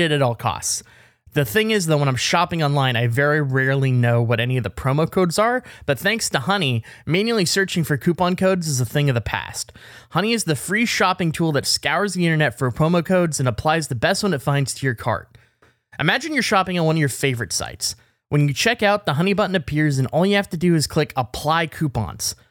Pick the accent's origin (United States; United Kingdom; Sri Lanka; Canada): Canada; as a Canadian